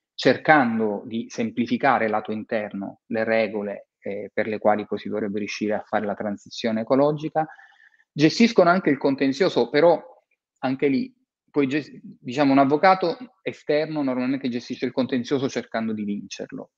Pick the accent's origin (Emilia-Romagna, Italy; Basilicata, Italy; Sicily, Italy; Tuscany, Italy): Sicily, Italy; Palermo; io sono palermitano e ho, mi sono laureato nel 93, quindi un anno dopo le stragi, Mm. Eh, mm. Ho vissuto quel periodo a Palermo